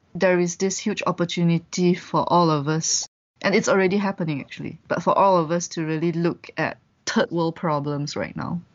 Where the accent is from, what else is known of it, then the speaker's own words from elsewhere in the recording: Malaysia; moved away as an adult; also born or lived in Vietnam; I'm a Malaysian